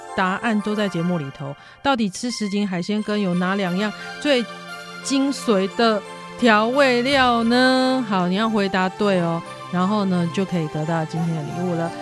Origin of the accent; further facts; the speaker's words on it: Taipei, Taiwan; now in Yunlin, Taiwan; 我不在云林啊哦。因为我小时候在台北长大